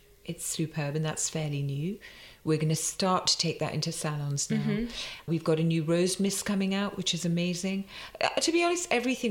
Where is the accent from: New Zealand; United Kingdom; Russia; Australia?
United Kingdom; England; born there; Yeah, and you know, I'm born in England. I'm Indian and I'm so proud of that and it informs everything we do. But I'm born here, so to invest in building the brand here is super important